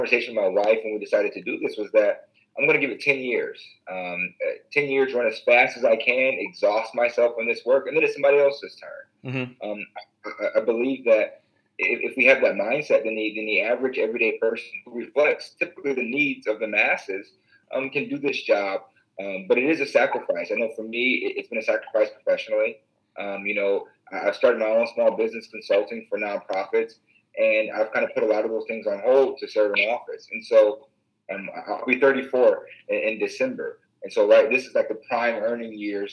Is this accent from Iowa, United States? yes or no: yes; Waterloo, Iowa, United States; I come from Waterloo, which is one of the most diverse cities, the most diverse city in the state of Iowa